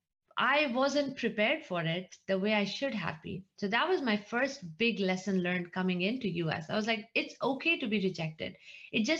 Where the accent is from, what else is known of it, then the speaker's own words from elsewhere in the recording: India; moved away as an adult; I was born and brought up in India. I grew up in India. I came here after grad school